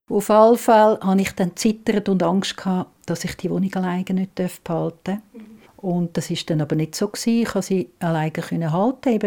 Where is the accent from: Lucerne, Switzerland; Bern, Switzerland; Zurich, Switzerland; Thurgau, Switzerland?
Zurich, Switzerland; Das ist absolut meine Heimat, ja, ja.